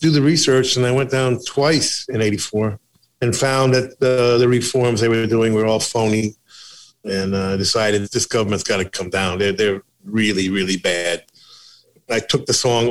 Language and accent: English; United States; I'm an American